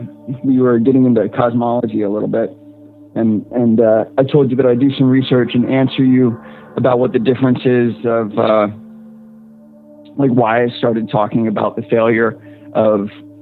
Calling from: Central Virginia, United States; I am calling from Central Virginia.

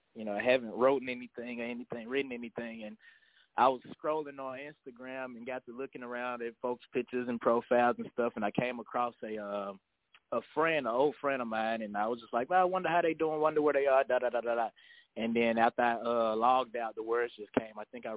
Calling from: Memphis, Tennessee, United States; Memphis, Tennessee, 901 area code.

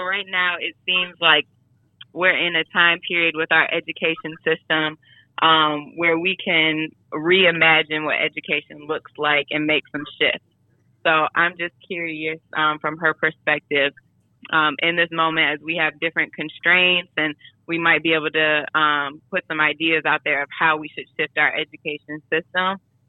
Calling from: Atlanta, Georgia, United States; I'm calling from Atlanta.

